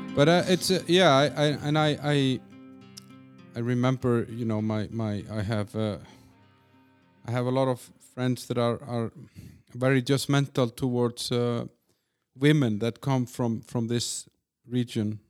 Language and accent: English; Iceland; also born or lived in Denmark; now in Czech Republic; I'm from Iceland and I lived in Denmark for, you know, four, four years or four and a half